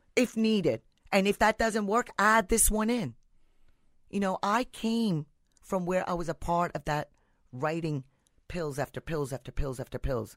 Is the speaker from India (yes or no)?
yes; India; now in United States; I'm from India.